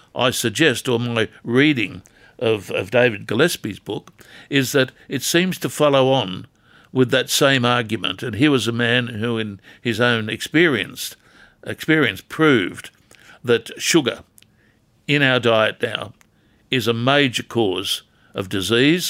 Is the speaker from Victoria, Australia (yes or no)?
no; Newcastle area, New South Wales, Australia; When I was growing up as a kid in this town